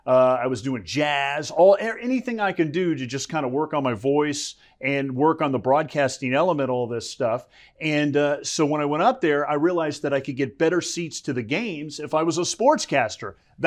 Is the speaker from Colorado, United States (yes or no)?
no; South Florida, United States; moved away as an adult; also born or lived in Syracuse / Lafayette, Louisiana; now in Texas, United States; I grew up in South Florida.